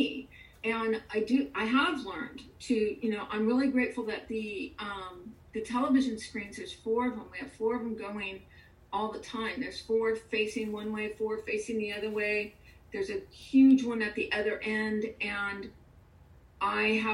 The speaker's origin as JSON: {"language": "English", "region": "California", "country": "United States", "tie": "born or raised there", "moved": "yes", "lives_now": "Houston, United States", "said": "I grew up in California"}